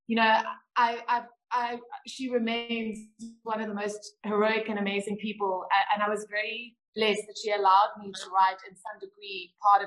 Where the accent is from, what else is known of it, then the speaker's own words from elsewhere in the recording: South Africa; As a South African woman